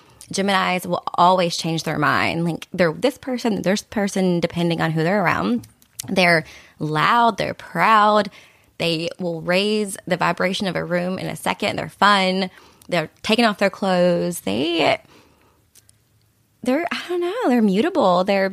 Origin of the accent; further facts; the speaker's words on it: Kentucky, United States; I'm from Kentucky. I don't understand that.